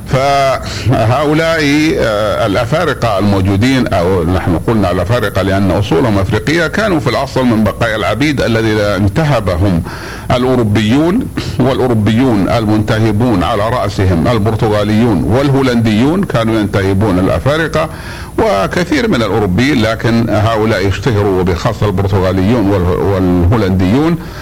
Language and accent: Arabic; Mecca, Makkah Province, Saudi Arabia; عندنا في مكة